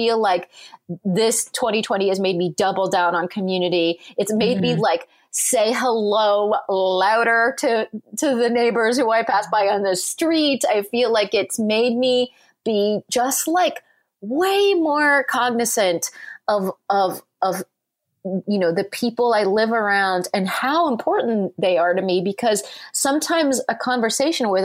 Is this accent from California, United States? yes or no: yes; Southern California, United States; moved away; I grew up in Southern California